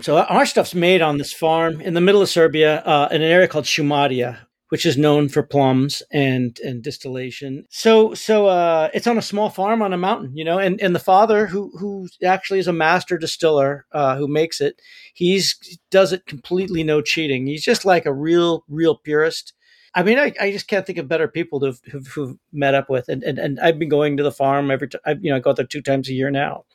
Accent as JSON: {"language": "English", "country": "United States", "said": "I'm an American guy"}